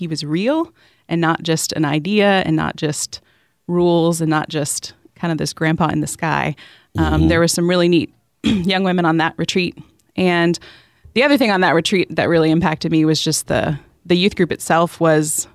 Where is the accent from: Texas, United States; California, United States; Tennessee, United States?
Texas, United States; Plano; I grew up in Plano, Texas, a suburb of North Dallas